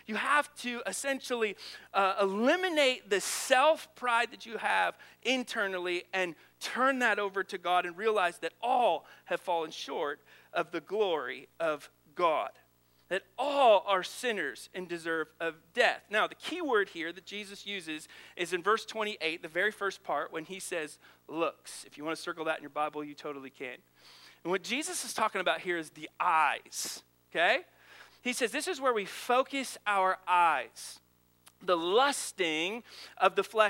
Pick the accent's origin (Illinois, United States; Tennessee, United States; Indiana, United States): Illinois, United States; Monmouth; moved away; I grew up in Monmouth, Illinois